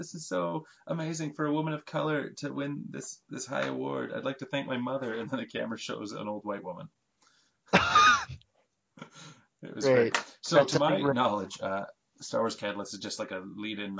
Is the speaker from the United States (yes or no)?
no; Canada; we are from Canada